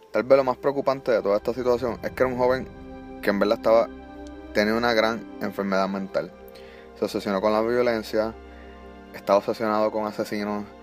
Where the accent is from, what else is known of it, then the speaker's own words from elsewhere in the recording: Puerto Rico; now in Florida, United States; pues uno piensa, pues nos fuimos de Puerto Rico, tiene una mejor educación acá